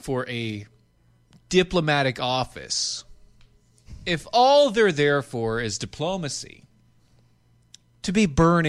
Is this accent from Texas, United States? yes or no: yes; Dallas, Texas, United States